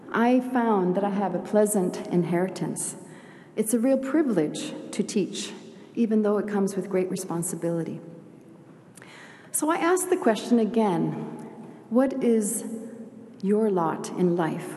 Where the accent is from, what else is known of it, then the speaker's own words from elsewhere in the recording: Sweden; moved away; also born or lived in Canada; I'm a proud Swede. I have dual citizenship, Swedish and Canadian. Anyway, I was born in Sweden